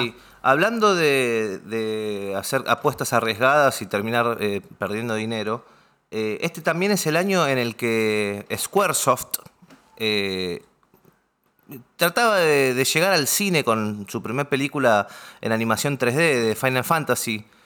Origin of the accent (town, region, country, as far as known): Argentina